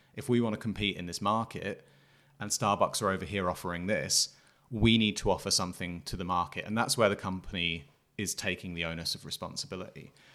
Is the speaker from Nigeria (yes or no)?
no; England, United Kingdom; I'm coming from England